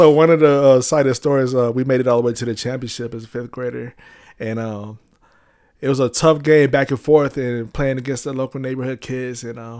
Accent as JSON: {"language": "English", "town": "Denver", "region": "Colorado", "country": "United States", "tie": "born or raised there", "also_born_or_lived": "El Paso, Texas / North Carolina / Dallas, Texas", "said": "And then mom and dad split up and we followed him to Denver. And so I grew up in Denver since second grade. I moved out there. Okay. First grade, moved out there."}